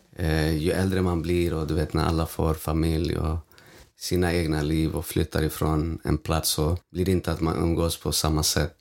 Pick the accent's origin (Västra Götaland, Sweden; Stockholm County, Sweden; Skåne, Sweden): Stockholm County, Sweden; Stockholm; När jag tänker på min uppväxt och på Vårberg